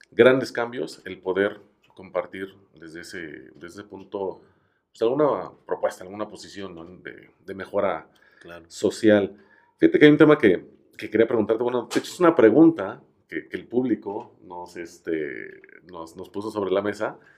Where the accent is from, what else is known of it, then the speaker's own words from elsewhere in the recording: Mexico; ese gran linaje como mexicanos que traemos en el aspecto musical